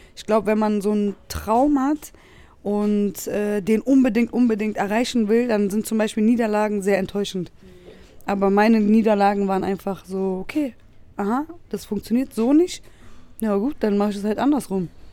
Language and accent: German; Berlin, Germany; wie ich aufgewachsen bin. Weil äh, bei uns in Wedding gab es immer einen Kodex